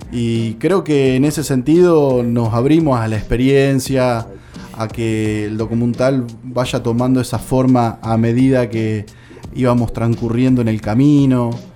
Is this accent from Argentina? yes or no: yes; General Alvear, Buenos Aires Province, Argentina; Seguramente en mi pueblo, en General Alviar, yo soy de ahí